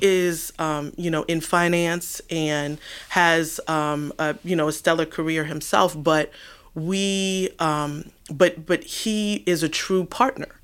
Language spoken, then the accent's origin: English; New York, United States; now in Washington, D.C., United States; growing up in New York